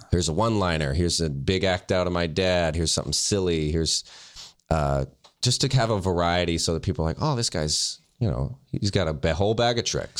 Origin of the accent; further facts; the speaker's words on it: the South, United States; now in Los Angeles, United States; I'm from the South